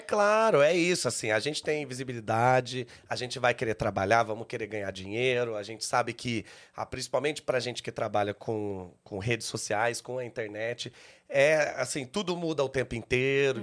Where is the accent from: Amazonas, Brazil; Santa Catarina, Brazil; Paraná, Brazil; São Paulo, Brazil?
São Paulo, Brazil; Caçapava; moved away as an adult; now in São Paulo, Brazil; De Caçapava, hum. que é no Vale do Paraíba